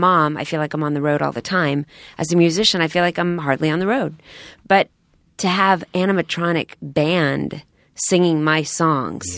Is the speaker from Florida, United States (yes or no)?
no; Texas, United States; I'm from Texas, too